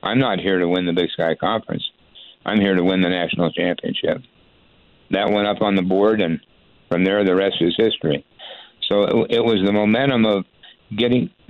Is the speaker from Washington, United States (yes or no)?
yes; Spokane, Washington, United States; I've been a Cougar my whole life because I grew up in Spokane.